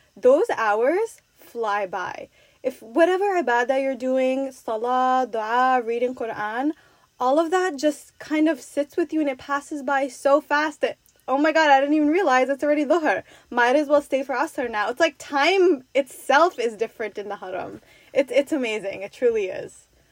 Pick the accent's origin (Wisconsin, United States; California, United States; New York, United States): New York, United States; I'm from New York